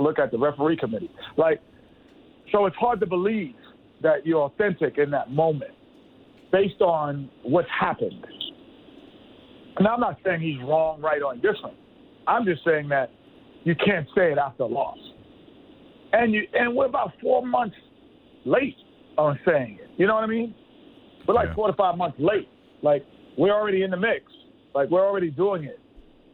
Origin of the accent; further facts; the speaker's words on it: New York City, New York, United States; I never did anything outdoors in my life growing up in New York